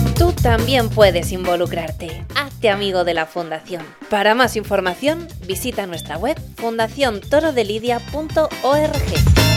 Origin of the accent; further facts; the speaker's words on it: Olmeda del Rey, Castilla-La Mancha, Spain; la primera vez que toré fue con mi padre aquí en mi pueblo, con seis años